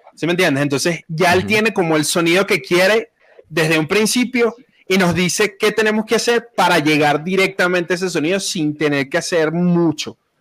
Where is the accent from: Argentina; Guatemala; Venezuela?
Venezuela; now in Medellín, Colombia; Yo soy venezolano